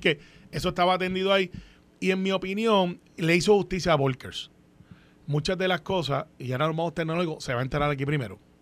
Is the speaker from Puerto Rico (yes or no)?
yes; Puerto Rico; yo soy puertorriqueño